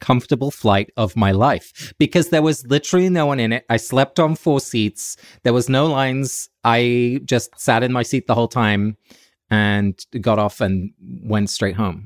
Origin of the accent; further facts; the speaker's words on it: Forest Row, South East England, United Kingdom; moved away as an adult; also born or lived in New York City; now in New York, United States; I'm calling in from my hometown, of, uh, Forest Row in Sussex. So I'm in England